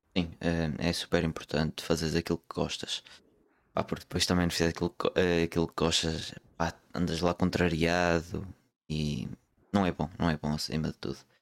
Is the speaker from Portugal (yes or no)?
yes; Porto, Norte, Portugal; Sou, sou do Porto, sou do Porto